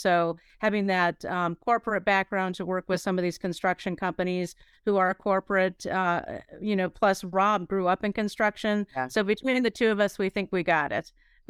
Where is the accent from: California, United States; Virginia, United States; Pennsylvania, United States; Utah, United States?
Pennsylvania, United States; And the rest of my life, I grew up in Pennsylvania, northwestern Pennsylvania.